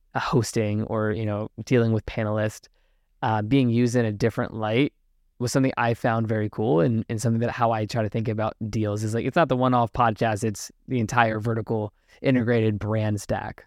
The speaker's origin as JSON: {"language": "English", "town": "Richmond", "region": "Virginia", "country": "United States", "tie": "born or raised there", "said": "my hometown in Richmond, Virginia"}